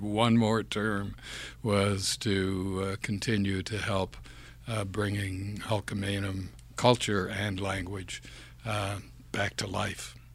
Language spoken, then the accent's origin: English; Campbell's Bay, Quebec, Canada; first language English; moved away; also born or lived in Montreal / Toronto; born in Campbell's Bay, Quebec, which is in the Ottawa Valley, sixty miles upriver from the city of Ottawa, on the Quebec side.